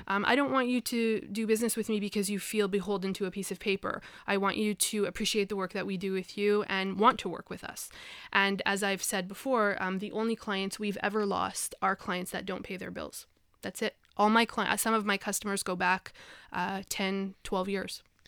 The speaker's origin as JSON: {"language": "English", "town": "Montreal", "region": "Quebec", "country": "Canada", "tie": "born or raised there", "also_born_or_lived": "Vancouver", "moved": "as an adult", "said": "I'm from from Montreal, born and raised."}